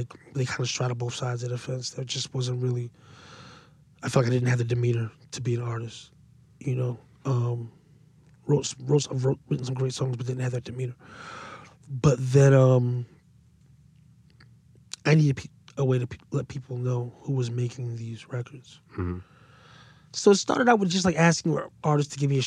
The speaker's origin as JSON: {"language": "English", "town": "Paterson", "region": "New Jersey", "country": "United States", "said": "I was from Patterson."}